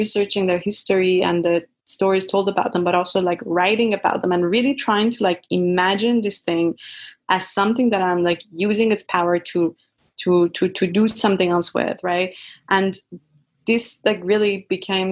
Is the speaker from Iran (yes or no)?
yes; Iran; moved away as an adult; now in United States; I grew up in Iran with a lot of these jinn related stories